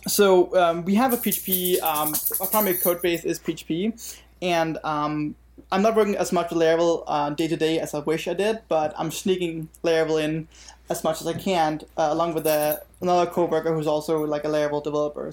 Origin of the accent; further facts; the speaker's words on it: Denmark; now in Virginia, United States; I'm originally from Denmark, and, um, yeah, and of course, now I live in Virginia